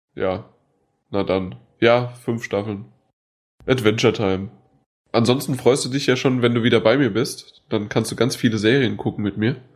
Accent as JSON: {"language": "German", "town": "Frankfurt", "region": "Hesse", "country": "Germany", "said": "bei uns in Frankfurt"}